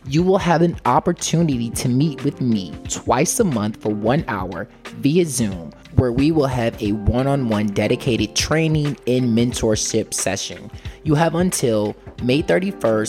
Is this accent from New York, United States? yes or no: no; Richmond, Virginia, United States; my hometown in Richmond, Virginia.